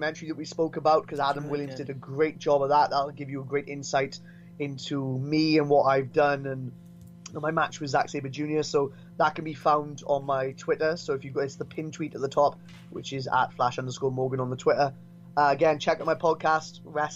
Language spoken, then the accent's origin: English; Brynmawr, Wales, United Kingdom; I'm from Brumau as well